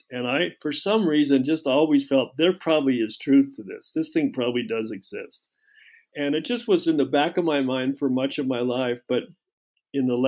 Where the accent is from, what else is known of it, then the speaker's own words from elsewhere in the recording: Seattle, Washington, United States; now in Austin, Texas, United States; I grew up in Washington